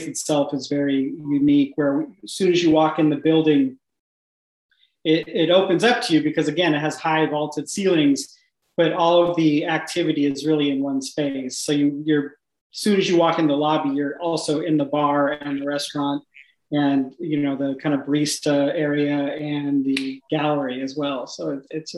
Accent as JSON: {"language": "English", "region": "California", "country": "United States", "moved": "as an adult", "lives_now": "Richmond, United States", "said": "I'm from California, yeah. So we moved from just north of San Francisco"}